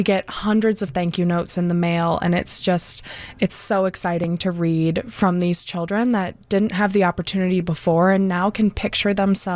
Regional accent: Lake County, Illinois, United States; also born or lived in Iowa; I'm from Lake County originally, which is where we're located

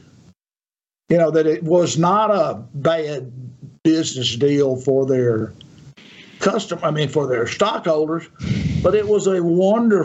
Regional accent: Yazoo City, Mississippi, United States; I'm from Yazoo City

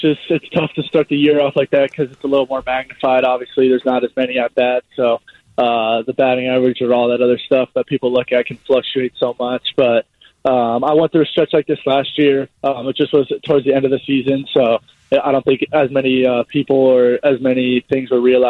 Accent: Michigan, United States; Yeah, my whole family is born and raised in Michigan.

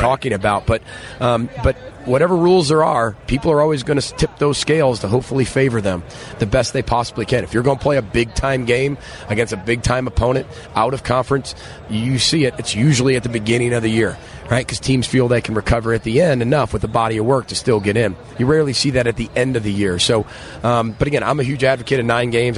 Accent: Chicago, Illinois, United States; now in Minneapolis, United States; I'm from Chicago. I'm from Illinois.

